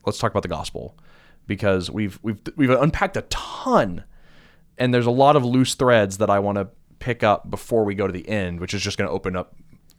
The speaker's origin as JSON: {"language": "English", "country": "United States", "said": "as an American"}